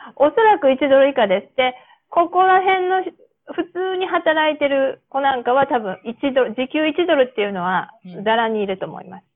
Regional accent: Japan; accent: Japanese-accented English; moved away; 私のこの日本語なまりの英語

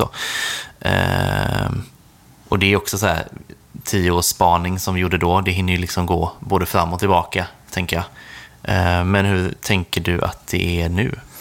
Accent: Sweden; Som svensk

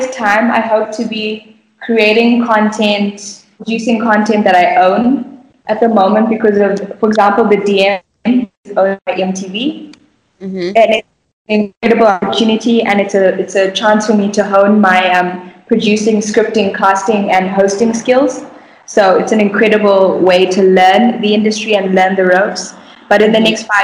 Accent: Bulawayo, Zimbabwe; moved away; also born or lived in Harare; my hometown of Bulawayo, is that I had such a pure childhood.

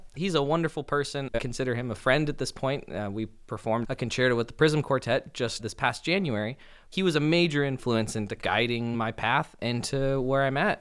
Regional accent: Los Angeles, California, United States; growing up in Los Angeles

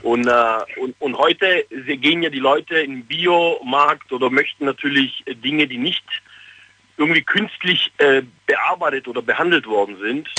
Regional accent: Fellbach, Baden-Württemberg, Germany; ich komme aus Fellbach.

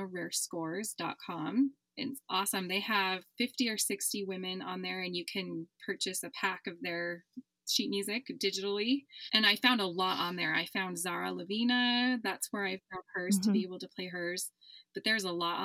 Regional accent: Utah, United States; I'm from Utah.

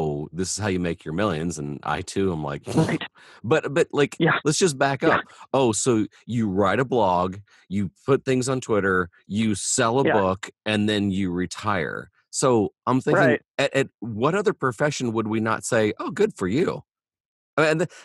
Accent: Indiana, United States; I'm from Indiana

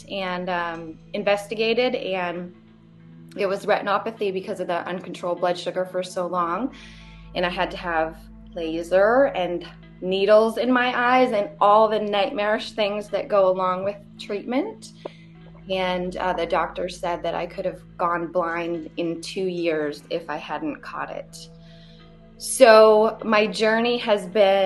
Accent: Vermont, United States; moved away as an adult; also born or lived in Hawaii; now in Johnson City, United States; I'm from Vermont

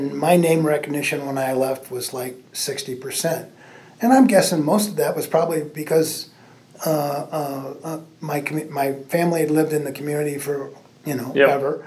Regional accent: Mishawaka, Indiana, United States; moved away; I was growing up in Mishawaka had multiple factories

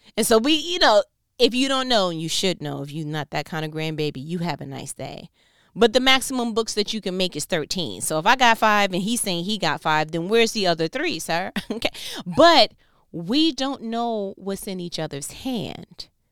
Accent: New York, United States; I'm from New York

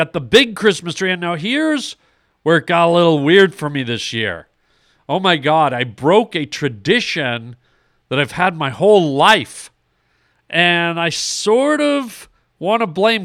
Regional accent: Canada; now in Los Angeles, United States; My whole life, I grew up in Canada.

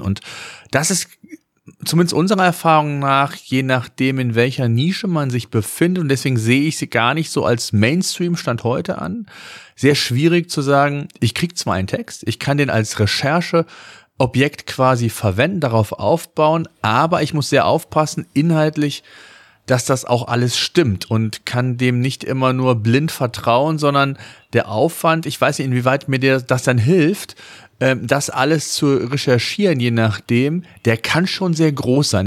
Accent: Germany; bei uns in Deutschland

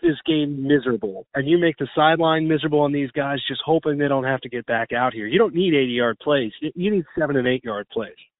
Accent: Chicago, Illinois, United States; I'm from Chicago

